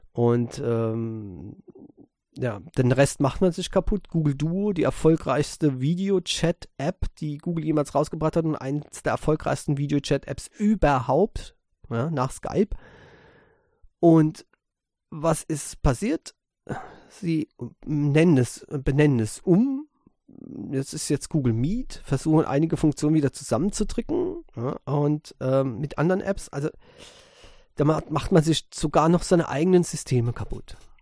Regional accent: Germany; bei uns in Europa, in, speziell in Deutschland

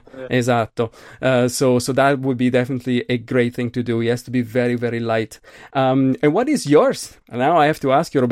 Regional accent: Milan, Lombardy, Italy; I'm from Milan.

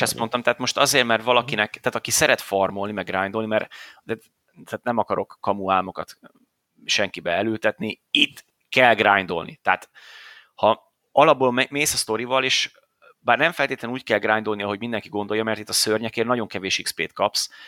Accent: Hungary; magyarok vagyunk

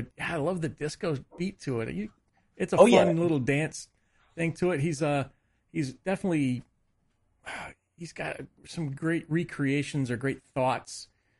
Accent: Casper, Wyoming, United States; I grew up in Casper, Wyoming.

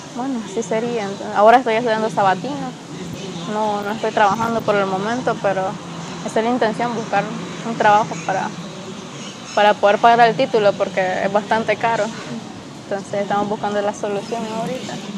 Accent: Masaya, Nicaragua; soy originaria de Masaya

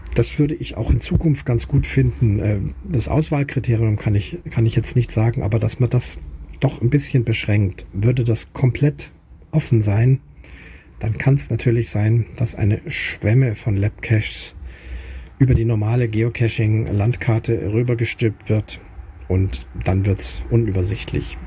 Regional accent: Munich, Bavaria, Germany; moved away; in meiner Heimatstadt München, also meiner Geburtsstadt München, jetzt momentan aktuell nicht Heimatstadt, aber Geburtsstadt München

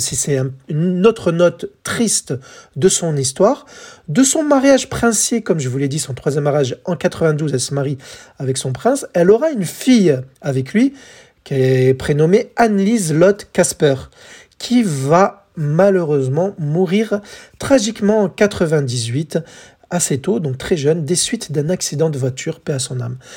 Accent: France; chez nous, en France

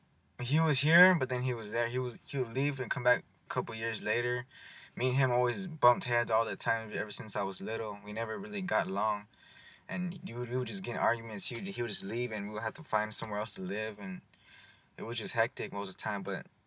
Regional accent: Madera, California, United States; also born or lived in Colorado; I came in about fourth grade, moved

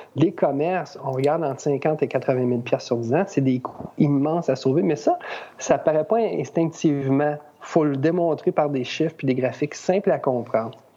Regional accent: Rawdon, Quebec, Canada; je suis de Radun

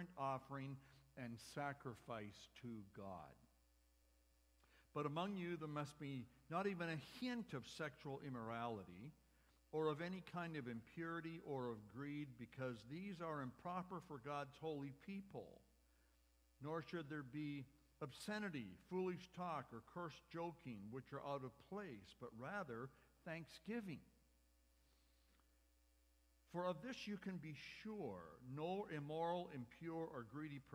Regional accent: Medicine Hat, Alberta, Canada; I grew up with Peter in Medicine Hat about 10,000 years ago

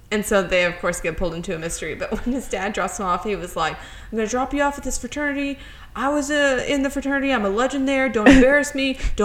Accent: Tennessee, United States; Born and bred in Tennessee, and I'm just like, I love Scooby-Doo.

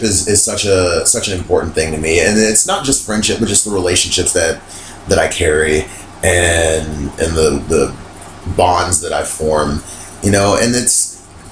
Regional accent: Las Vegas, Nevada, United States; moved away; my friends that I grew up with in Las Vegas, I've been friends with them for 18 years, 17 years

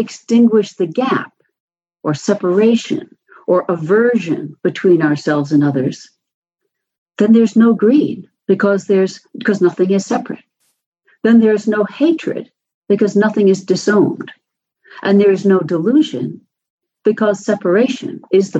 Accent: New York City, New York, United States; when I was a kid growing up in New York City, my subway stop was a dusty, bare concrete and metal platform

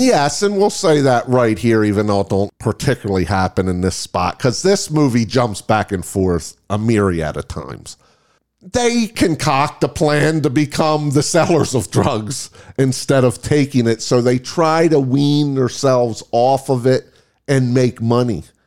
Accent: New York area, United States; I'm from the New York area

